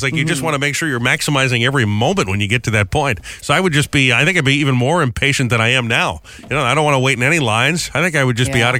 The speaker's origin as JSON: {"language": "English", "region": "New England", "country": "United States", "tie": "born or raised there", "moved": "yes", "said": "when I was growing up in New England"}